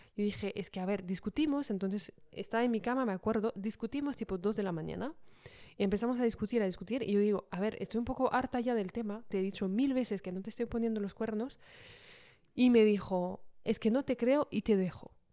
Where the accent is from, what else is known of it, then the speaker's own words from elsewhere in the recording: Paris, Île-de-France, France; moved away as an adult; also born or lived in London; como soy de París, pues volvimos a, Francia